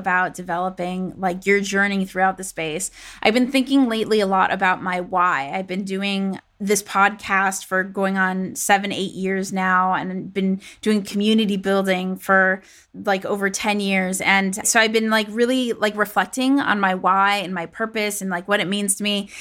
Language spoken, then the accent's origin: English; Los Angeles, California, United States; moved away; coming at us from my hometown, Los Angeles